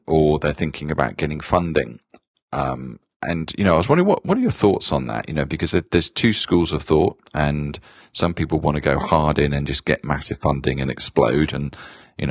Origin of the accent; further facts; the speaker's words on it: United Kingdom; moved away; we're both born in the UK. I haven't lost my accent though yet